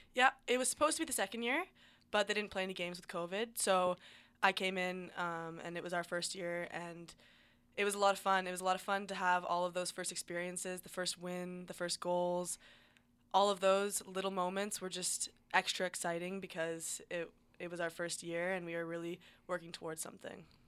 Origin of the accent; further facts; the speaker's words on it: Ontario, Canada; I grew up in Ontario